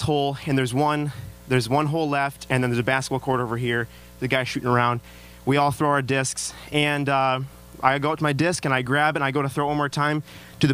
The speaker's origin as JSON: {"language": "English", "town": "Traverse City", "region": "Michigan", "country": "United States", "tie": "born or raised there", "said": "I am actually from Traverse City."}